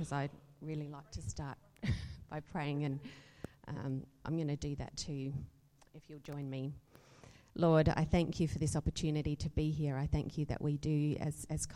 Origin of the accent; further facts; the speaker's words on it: Adelaide, South Australia, Australia; moved away as an adult; also born or lived in Perth / Hong Kong; I'm an Adelaide girl from growing up. Actually, I was born in Perth, but I call myself an Adelaide girl because I moved here when I was five